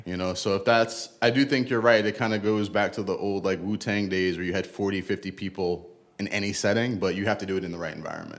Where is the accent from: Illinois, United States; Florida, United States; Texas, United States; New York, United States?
New York, United States; New York City; also born or lived in Bronx; I'm originally from Brooklyn